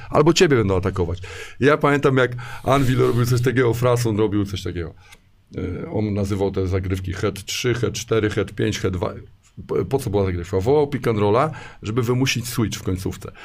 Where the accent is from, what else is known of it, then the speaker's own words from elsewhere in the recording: Warsaw, Masovian Voivodeship, Poland; now in Szczecin, Poland; Jestem w ogóle z Warszawy